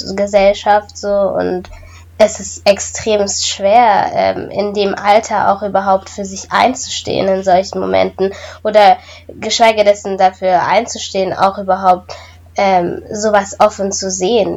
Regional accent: Germany; ich komme aus Deutschland

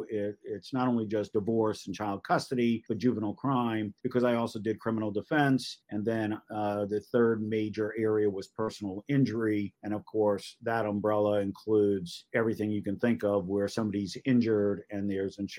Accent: Great Neck, New York, United States; now in Charleston, United States; I'm originally from Great Neck, Long Island

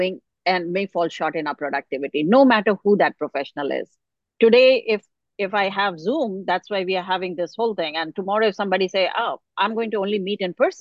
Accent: India; now in United States; I grew up in India

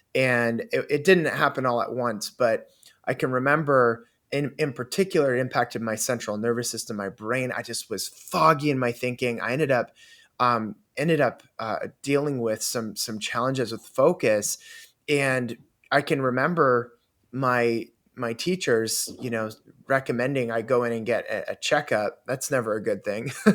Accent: Canada; I grew up in Canada

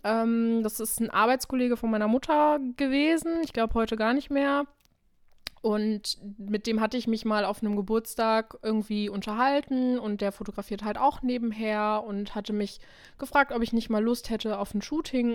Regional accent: Krefeld, North Rhine-Westphalia, Germany; ich wohne hier eigentlich schon immer, ich bin hier aufgewachsen

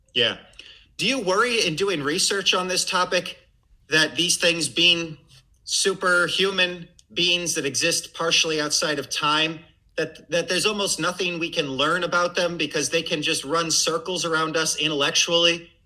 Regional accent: Missouri, United States; also born or lived in Massachusetts / Connecticut; I'm from Missouri.

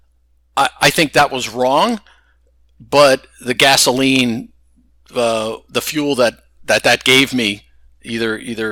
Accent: Stamford, Connecticut, United States; moved away as an adult; also born or lived in North Carolina / California; I grew up in Stamford, Connecticut

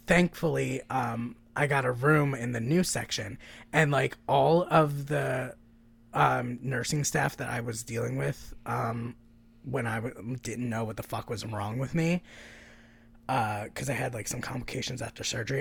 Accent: the South, United States; I'm fucking technically from the South, and I feel like a foreigner in the South

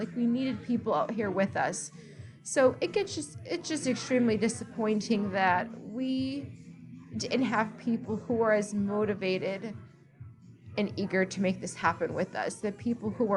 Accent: East Coast, United States; now in Texas, United States; I'm from the East Coast

